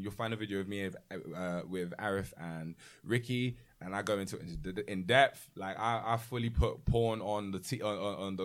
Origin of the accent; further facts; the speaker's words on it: United Kingdom; growing up, UK-wise